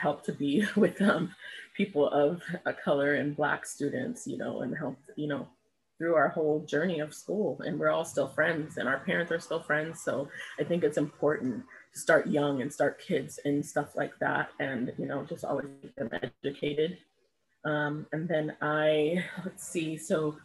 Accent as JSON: {"language": "English", "town": "Pasadena", "region": "California", "country": "United States", "tie": "born or raised there", "said": "I was born and raised in Pasadena, California"}